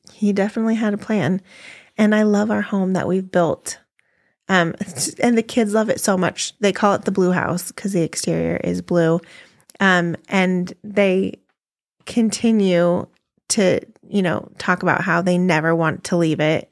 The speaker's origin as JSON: {"language": "English", "region": "California", "country": "United States", "moved": "as an adult", "lives_now": "Colorado, United States", "said": "we're from California"}